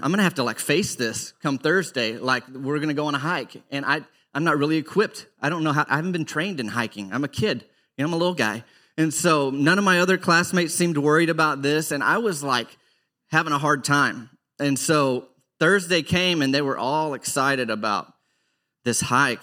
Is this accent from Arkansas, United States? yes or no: yes; Arkansas, United States; I grew up in Arkansas